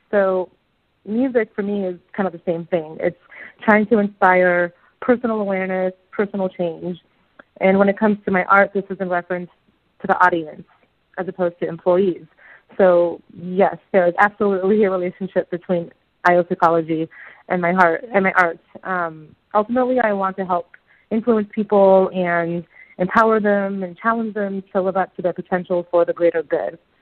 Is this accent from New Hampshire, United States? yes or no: no; Seattle, Washington, United States; moved away as an adult; So I'm from Seattle, Washington, and you know the United States. I haven't been back to Seattle in 18 months since I moved before the pandemic